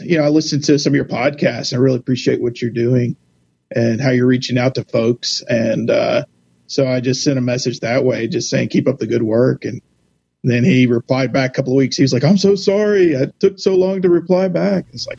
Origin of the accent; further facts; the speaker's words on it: Jackson, Tennessee, United States; I was born and raised in Tennessee, Jackson, and grew up in the United Methodist Church, but I was christened in the Catholic Church. So my mom's side's Catholic, my dad's side United